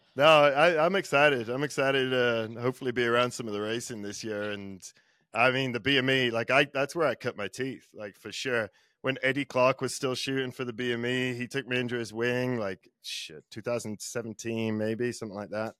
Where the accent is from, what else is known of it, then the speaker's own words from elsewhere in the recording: England, United Kingdom; I'm English.